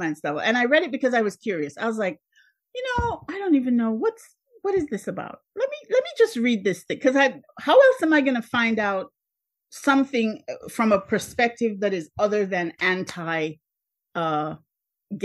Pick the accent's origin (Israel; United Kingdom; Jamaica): Jamaica; moved away as an adult; now in United States; I was born in Jamaica.